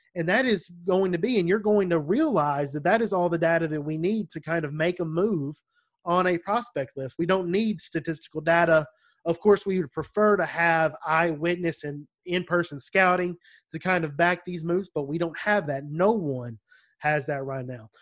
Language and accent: English; United States; accent: country